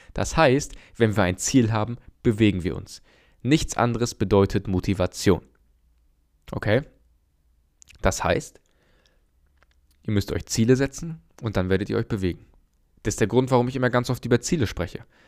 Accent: Germany; bei uns in Deutschland

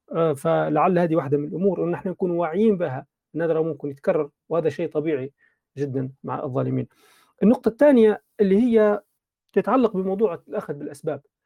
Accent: Libya; كليبيين في بلادنا

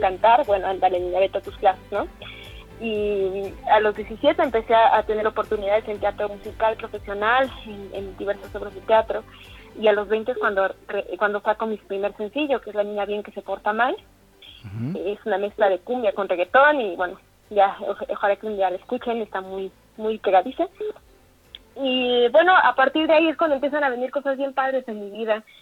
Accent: Mexico City, Mexico; also born or lived in Aguascalientes; now in State of Mexico, Mexico; yo soy de la Ciudad de México, de aquí soy originaria

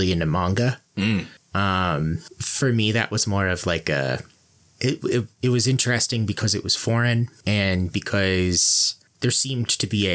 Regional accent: Wyomissing, Pennsylvania, United States; there was this comic book store in my hometown called Golden Eagle Comics

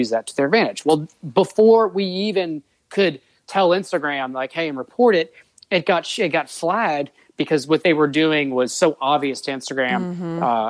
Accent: New Orleans, Louisiana, United States; I'm from New Orleans.

